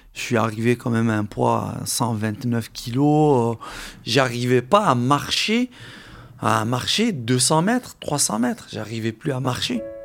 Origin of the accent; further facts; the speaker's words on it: Algeria; now in France; La moitié de mes camarades de classe euh, avec qui j'ai grandi en Algérie